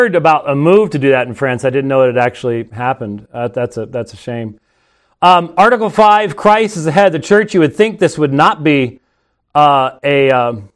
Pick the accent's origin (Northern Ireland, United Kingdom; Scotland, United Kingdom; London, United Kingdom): Scotland, United Kingdom; I'm Scottish. So it's just sort of, you know, it's always raining and dreary in Scotland